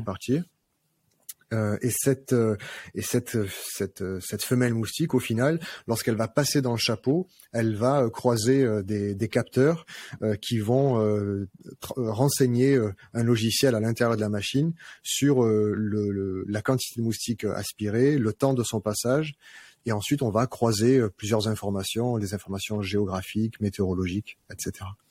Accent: Arles, Provence-Alpes-Côte d'Azur, France; je suis, je suis un Arlésien. Je suis né à Arles

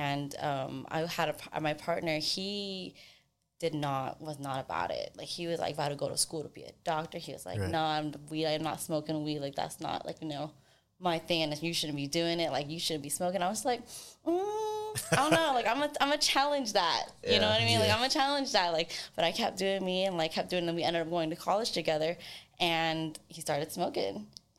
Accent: Sacramento, California, United States; from Sacramento.

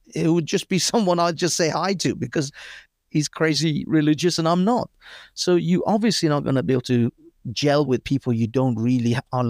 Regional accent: United Kingdom; But either way, yeah, I grew up in Britain. I have a very secular point of view.

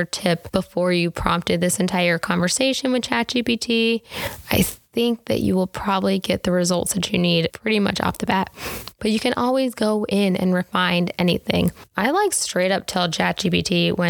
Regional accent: Tennessee, United States; I was raised in Tennessee, so I say y'all

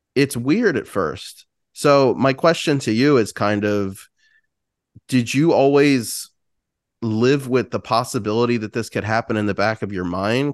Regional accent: United States; as an American

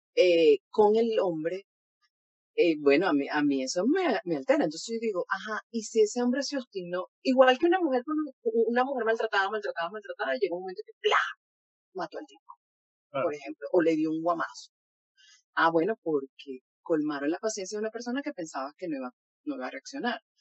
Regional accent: Venezuela; soy venezolana

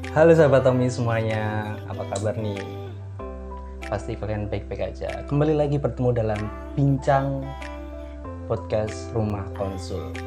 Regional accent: Ponorogo, East Java, Indonesia; aku dari Ponorogo

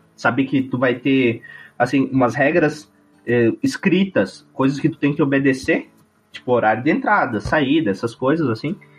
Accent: Nova Prata, Rio Grande do Sul, Brazil; also born or lived in Bento Gonçalves; Eu sou de Nova Prata, uma cidadezinha pequena.

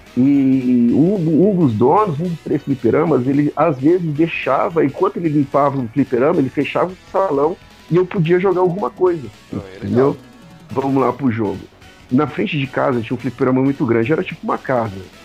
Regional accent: São Paulo, Brazil; also born or lived in Atibaia; eu cresci em São Paulo, mas eu morei em Atibaia até meus 12, 14 anos

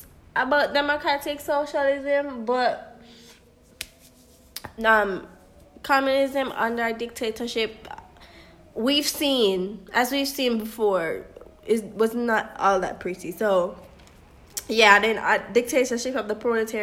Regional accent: Jamaica; as a Jamaican

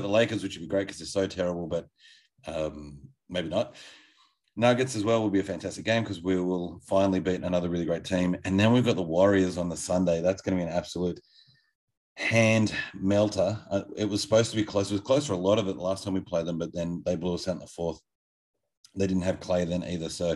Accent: Australia; as an Australian person

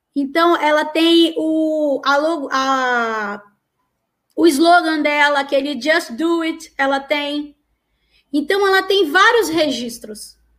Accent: Manaus, Amazonas, Brazil; moved away; also born or lived in Amapá; Eu sou do norte, é, e eu morei muito, eu sou de Manaus, mas eu morei muitos anos no Amapá

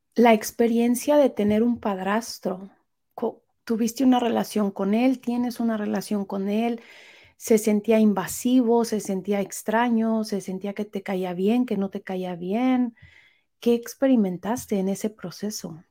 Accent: Mexico City, Mexico; now in United States; los chilangos somos maravillosos

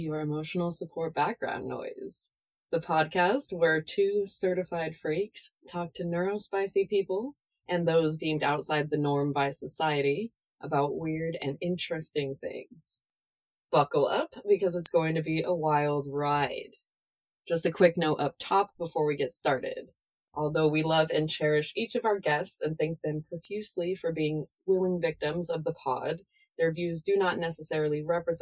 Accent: United States

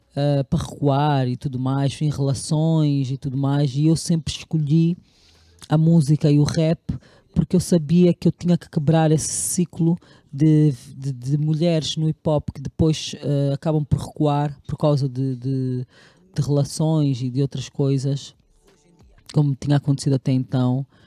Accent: Caconda, Huíla, Angola; moved away; also born or lived in Lobito, Angola / Luanda, Angola; sou natural de Caconda e do Bucóio.

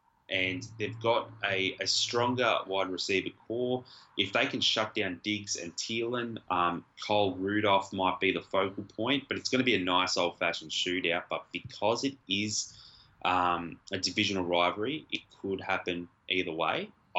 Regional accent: Geelong, Victoria, Australia; now in Melbourne, Australia; I'm from Geelong

